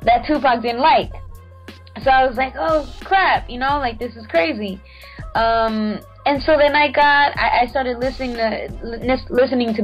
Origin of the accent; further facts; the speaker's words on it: West Coast, United States; also born or lived in Central America; now in New York, United States; I'm from the West Coast